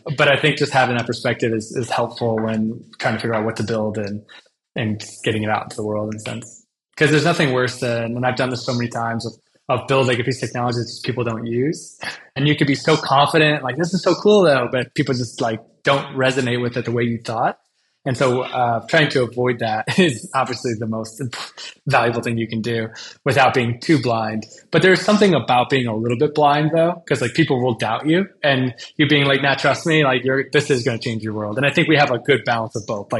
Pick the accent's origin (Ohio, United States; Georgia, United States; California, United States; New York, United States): Ohio, United States; Cleveland; I grew up like snowboarding in Cleveland